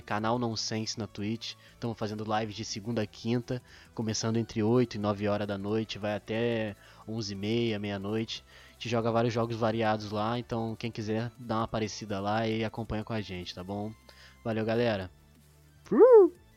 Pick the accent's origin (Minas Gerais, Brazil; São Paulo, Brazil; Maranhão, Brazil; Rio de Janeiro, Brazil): Rio de Janeiro, Brazil; Porto Real; eu, que sou de Porto Real